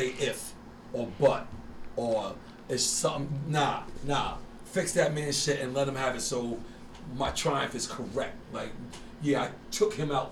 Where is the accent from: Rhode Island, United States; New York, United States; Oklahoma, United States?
Rhode Island, United States; we're from Rhode Island